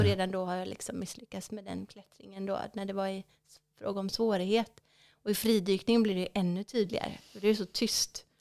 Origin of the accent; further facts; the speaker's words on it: West Coast, Sweden; mitt hemmahav eh, på västkusten. Ja. För det är där jag är uppvuxen, så det känns som hemma.